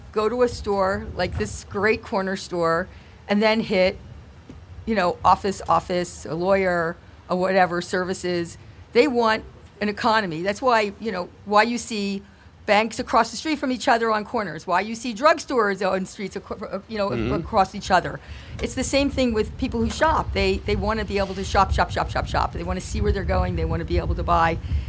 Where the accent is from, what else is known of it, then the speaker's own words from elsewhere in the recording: Flemington, New Jersey, United States; When I was growing up in Flemington, and I am a Flemingtonian, born and raised